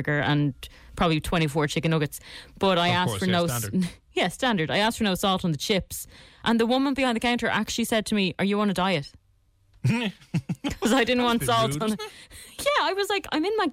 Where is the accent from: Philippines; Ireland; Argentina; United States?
Ireland; Don't say I'm not Irish. I have the most Irish name ever.